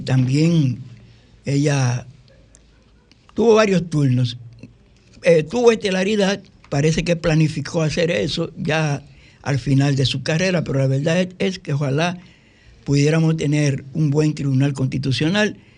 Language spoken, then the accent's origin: Spanish; Barahona, Dominican Republic; now in Santo Domingo, Dominican Republic; yo soy egresado del Liceo Federico Enrique y Carvajal de Barahona